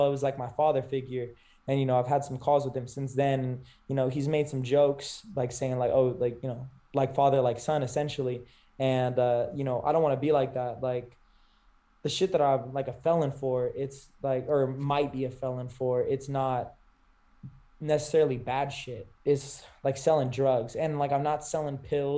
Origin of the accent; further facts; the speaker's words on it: California, United States; moved away as an adult; I grew up in Cali. I only moved here a couple years ago